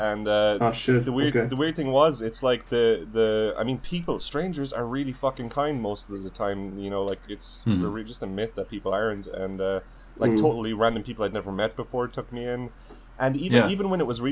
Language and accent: English; Ireland; moved away as an adult; now in New York, United States; growing up in Ireland